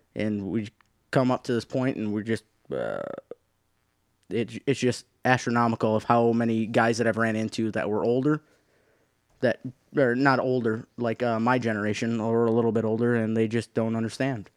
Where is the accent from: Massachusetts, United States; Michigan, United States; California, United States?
Michigan, United States; the Thumb; I grew up in Thumb